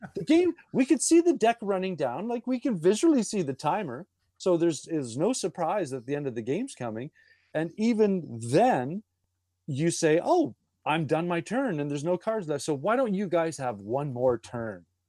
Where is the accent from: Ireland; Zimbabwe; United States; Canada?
Canada; being Canadian